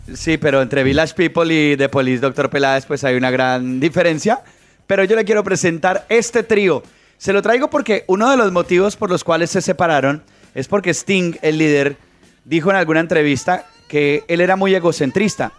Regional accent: Colombia; uno como colombiano

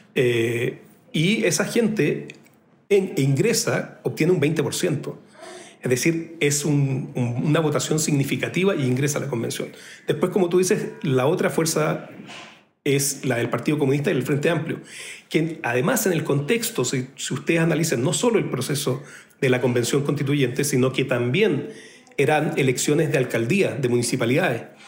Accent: Chile; vengo del país bicampeón de América

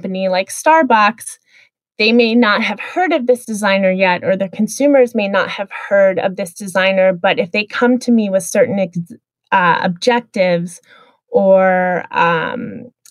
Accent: Midwest, United States; I grew up in the Midwest

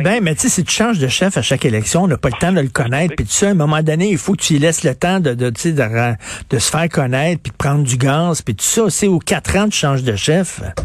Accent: Quebec, Canada; je suis québécois

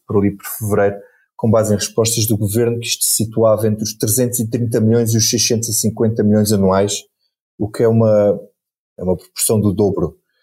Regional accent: Carvalhal and Pego beaches, Alentejo, Portugal; meu mar favorito, onde eu cresci, nas minhas praias do Carvalhal e do Pego

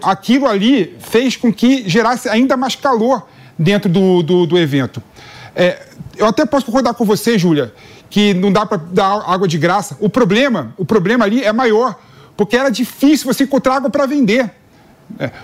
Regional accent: Brazil; nós somos brasileiros

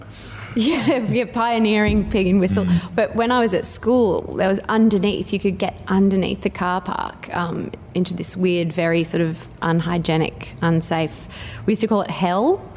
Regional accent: Brisbane, Queensland, Australia; I grew up in Indooroopilly

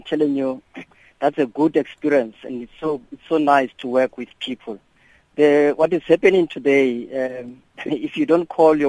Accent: Welkom, Free State, South Africa; you know, I'm from Velkom, Machabi municipality.

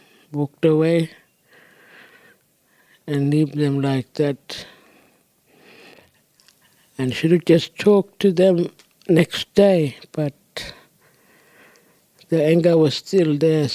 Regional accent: Lake Evella, North East Arnhem Land, Northern Territory, Australia; first language Djambarrpuyngu; English is a second language; I come from Lake Bella, Kapo Weak. It's a small community, it's got a lake. And shops, office, clinic, school. And my first language is Jambarapuingo.

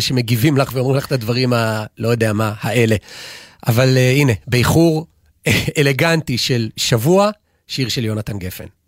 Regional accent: Israel; אני גדלתי במושב

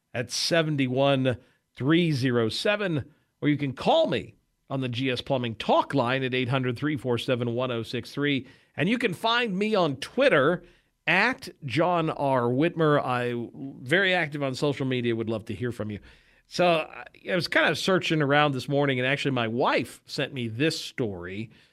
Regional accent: Wichita, Kansas, United States; I'm from Kansas. I'm from here in Wichita, which is sort of the south central

